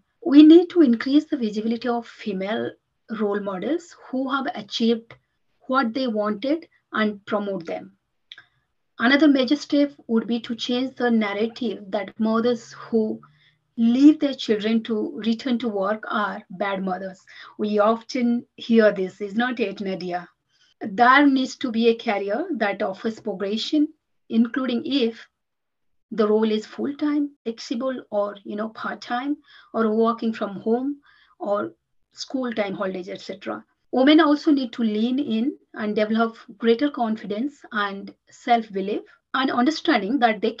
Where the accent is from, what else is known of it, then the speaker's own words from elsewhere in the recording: India; moved away as an adult; Having been born and brought up in India, and I moved to this country 14 to 15 years back, yes.